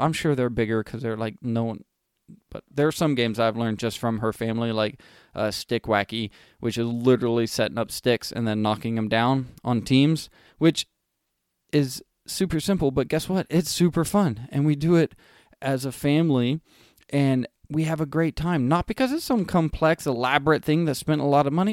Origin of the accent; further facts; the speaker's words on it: California, United States; I grew up in California